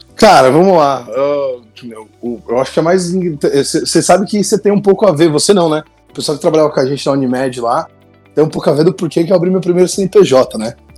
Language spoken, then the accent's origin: Portuguese; Santo André, São Paulo, Brazil; eu sou de Santo André